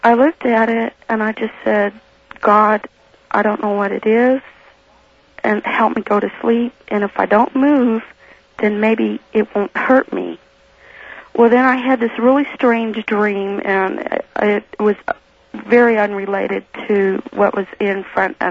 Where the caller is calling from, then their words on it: Reno, Nevada, United States; I'm calling from Reno.